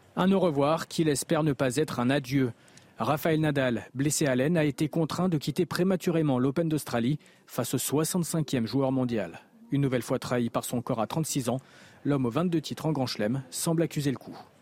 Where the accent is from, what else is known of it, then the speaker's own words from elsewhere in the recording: Paris, Île-de-France, France; now in United States; Quand j'ai grandi, il n'y avait pas de match euh, comme ça qui était à Paris